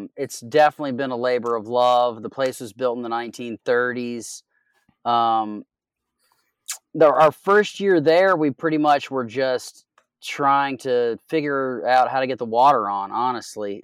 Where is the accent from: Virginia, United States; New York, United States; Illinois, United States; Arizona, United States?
Virginia, United States; Southwest; moved away as an adult; also born or lived in California / Oregon; I'm from Southwest Virginia